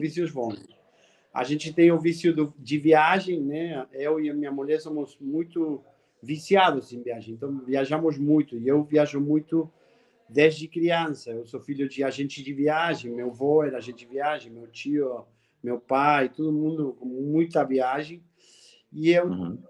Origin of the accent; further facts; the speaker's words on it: Argentina; Portuguese is a second language; moved away as an adult; now in Brazil; esse sotaque que você que você sente aí não é que sou baiano, sou argentino.